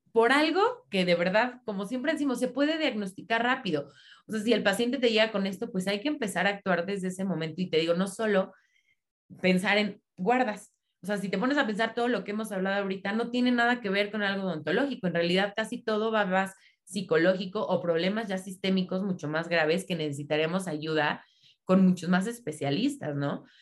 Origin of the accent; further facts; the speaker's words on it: State of Mexico, Mexico; yo soy aquí del Estado de México